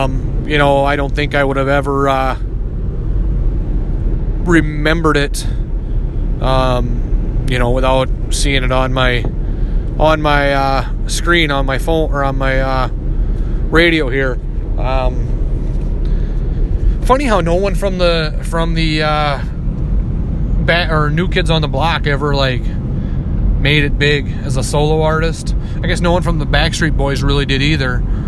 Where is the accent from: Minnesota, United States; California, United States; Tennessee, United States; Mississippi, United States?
Minnesota, United States; accent: Minnesota; That's my Minnesota accent coming through.